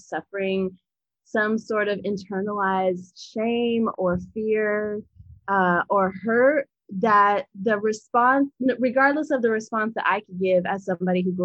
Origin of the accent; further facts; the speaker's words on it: Appalachia, United States; I grew up Southern Baptist in Appalachia with my great-grandmother